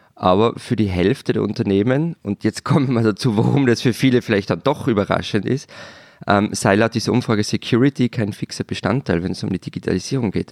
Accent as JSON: {"language": "German", "country": "Austria", "said": "bei uns"}